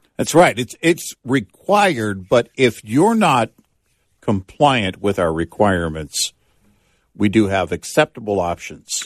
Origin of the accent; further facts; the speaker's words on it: Texas, United States; also born or lived in Omaha, Nebraska; the age of four on, it was Texas